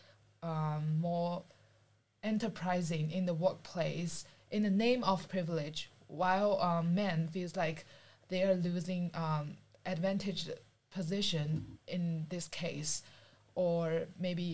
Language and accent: English; China; now in Australia; I'm from China